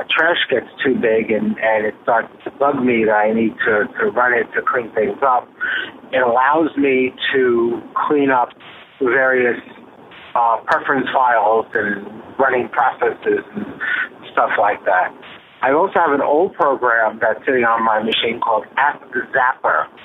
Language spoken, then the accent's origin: English; Brooklyn, New York, United States; I am still from Brooklyn, even though I don't live there anymore.